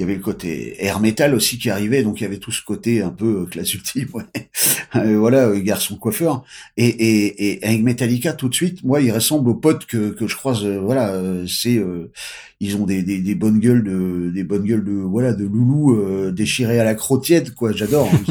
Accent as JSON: {"language": "French", "country": "France", "said": "nous on est des Français"}